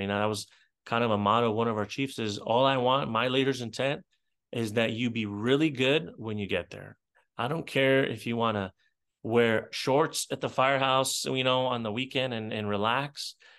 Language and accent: English; Israel; moved away; I grew up in Israel